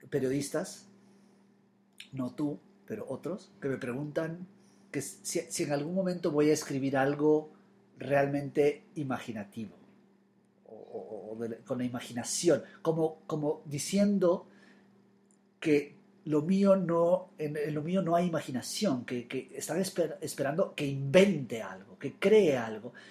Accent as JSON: {"language": "Spanish", "region": "Florida", "country": "United States", "tie": "born or raised there", "also_born_or_lived": "New York", "said": "Yo pensé que cuando empezara a escribir de Nueva York, de mi infancia en la Florida, eso iba a suceder en inglés y no, lo he hecho en español."}